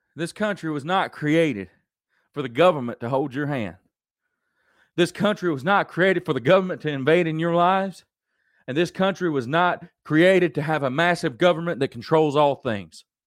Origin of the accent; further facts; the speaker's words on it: United States; as an American, as Americans